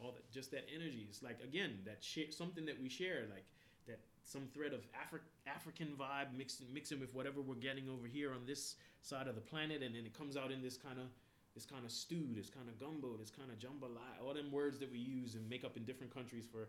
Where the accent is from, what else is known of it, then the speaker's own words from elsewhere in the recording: Bermuda; moved away as an adult; now in Canada; I'm from Bermuda